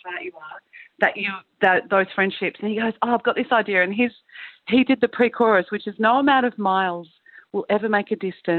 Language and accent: English; Queensland, Australia; now in Central Coast, Australia; I'm from Queensland, and I constantly feel cold living down here where we live on the Central Coast of New South Wales.